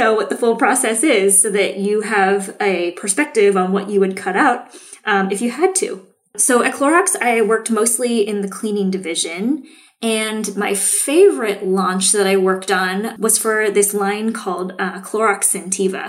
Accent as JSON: {"language": "English", "town": "Seattle", "region": "Washington", "country": "United States", "tie": "born or raised there", "said": "I grew up in Seattle, grew up drinking decaf coffee before I was allowed to have caffeine"}